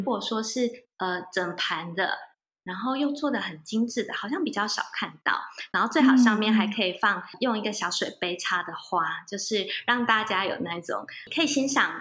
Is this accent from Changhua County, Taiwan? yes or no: no; mountain area of Chiayi, Chiayi County, Taiwan; 我是在嘉义的山区长大的，就是我老家是在嘉义的山区哦，然，哦后哦，对，因为我觉得我算是被，呃，山林喂养长大的小孩